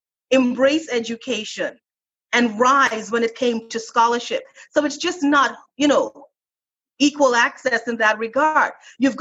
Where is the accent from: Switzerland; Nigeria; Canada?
Canada; Toronto, Ontario; moved away; I grew up in Canada in the 70s